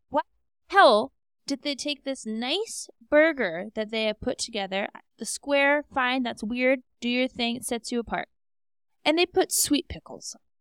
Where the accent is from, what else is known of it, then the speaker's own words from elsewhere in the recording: Alaska, United States; also born or lived in Scottsdale; now in Denver, United States; I'm from Alaska. My parents are still up there